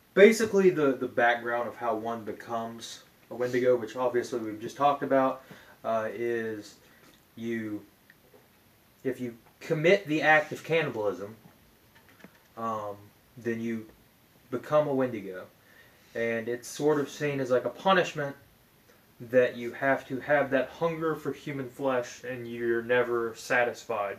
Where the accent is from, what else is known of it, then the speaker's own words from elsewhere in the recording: Appalachian Mountain regions, United States; I grew up in the Appalachian Mountain regions